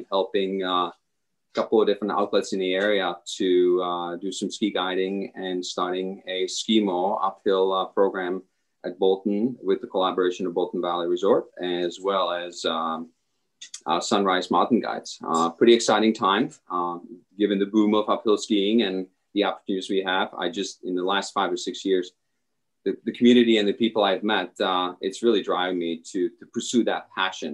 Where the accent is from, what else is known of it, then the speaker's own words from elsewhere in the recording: Czechia; English is a second language; moved away as an adult; also born or lived in Michigan, United States; now in Stowe, United States; I am actually originally from the Czech Republic. I've come to the United States in the early 90s, and tennis was really what brought me over.